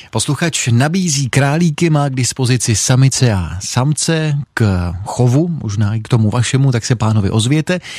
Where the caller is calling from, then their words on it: Vysočina Region, Czechia; Dobrý večer, rád bych koupil rám na Javu 350 kývačku, jsem z Jihlavska, děkuji za zveřejnění